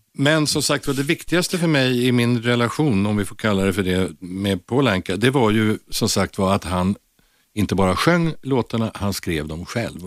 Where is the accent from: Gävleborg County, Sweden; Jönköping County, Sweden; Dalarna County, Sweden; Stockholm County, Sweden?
Stockholm County, Sweden; Stockholm; jag är född och uppvuxen i ett ställe som, alltså som bär det konstigaste förortsnamnet av alla, vill, inte vill säga lite, nämligen Blås ut, som ligger väldigt nära Globen